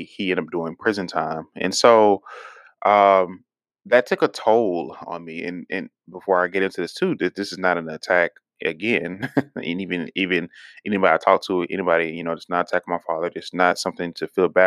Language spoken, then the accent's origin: English; Houston, Texas, United States; growing up in Houston and stuff, we lived in, you know, undereducated areas